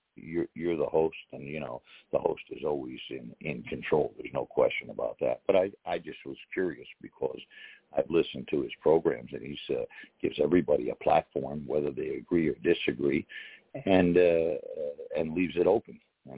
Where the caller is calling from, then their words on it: Connecticut, United States; Hey, I'm up here in Connecticut.